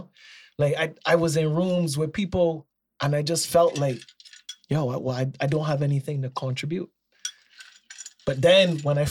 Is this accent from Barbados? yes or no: yes; Barbados; I am from Barbados and Barbados is in the Caribbean.